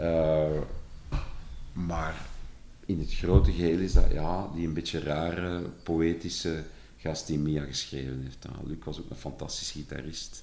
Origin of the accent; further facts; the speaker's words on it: Flanders, Belgium; accent: verkavelingsvlaams; als Vlaming die meestal een heel rare relatie met zijn eigen taal heeft